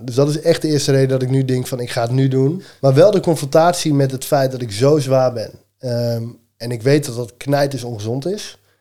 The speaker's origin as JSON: {"language": "Dutch", "town": "Elburg", "region": "Gelderland", "country": "Netherlands", "said": "ik kom uit Elburg."}